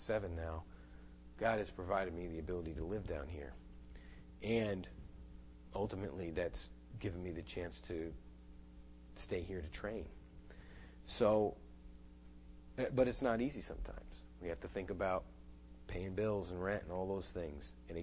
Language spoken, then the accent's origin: English; United States; I'm an American.